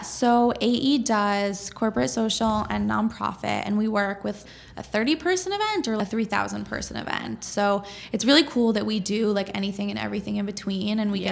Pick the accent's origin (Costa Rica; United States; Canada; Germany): United States; Boston, Massachusetts; also born or lived in upstate New York; So I'm from Boston. Um, I was born here